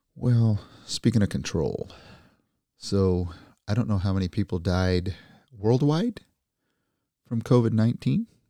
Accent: California, United States; as a Californian

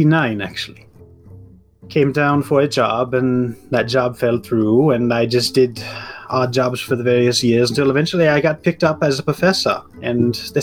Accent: Germany; moved away as an adult; now in United States; I have lived in America for about 20 years now, but I was born and raised in East Germany.

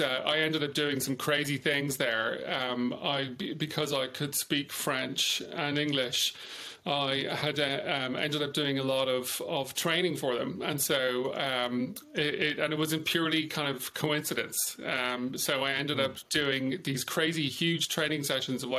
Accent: Dublin, Leinster, Ireland; moved away as an adult; also born or lived in United Kingdom / France / California / Houston, Texas; I was born in Dublin.

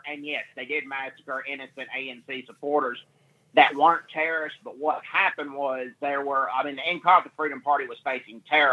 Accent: Vicksburg, Mississippi, United States; I still live in Mississippi, but not Vicksburg, Mississippi. I'm from Vicksburg, Mississippi, originally

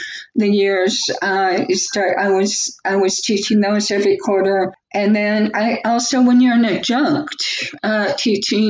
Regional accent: the Northwest, Washington, United States; growing up in the Northwest

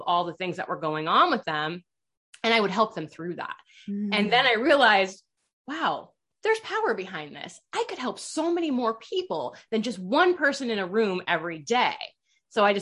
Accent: Iowa, United States; I grew up in Iowa.

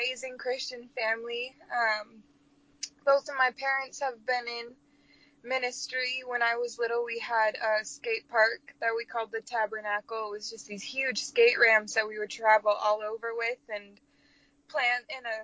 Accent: Brainerd, Minnesota, United States; my hometown, Brainerd, Minnesota

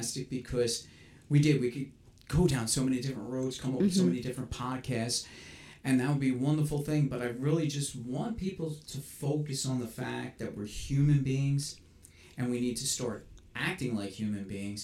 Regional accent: New York City, New York, United States; I grew up in New York City. That's where I was born and raised.

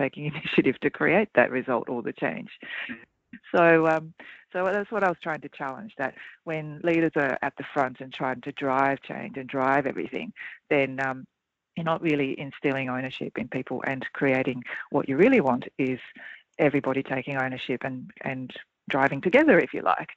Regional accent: Australia; accent: Australian; also born or lived in Japan; I am Australian, though, as I'm sure people can hear in my accent

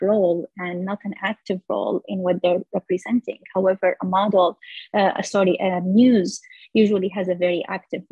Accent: Damascus, Damascus Governorate, Syria; moved away; I grew up walking in neighborhoods where we were surrounded by jasmine flowers, and the smell in the spring, it's just everywhere in Damascus

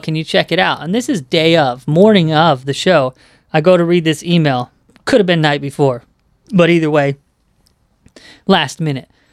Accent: Southern California, United States; I grew up in Southern California

